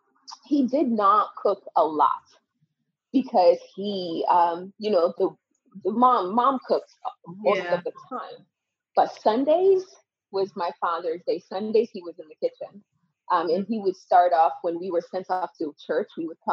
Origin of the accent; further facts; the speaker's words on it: Connecticut, United States; And from that time, I grew up in Connecticut from 10 till about 17 years old. I grew up in Connecticut.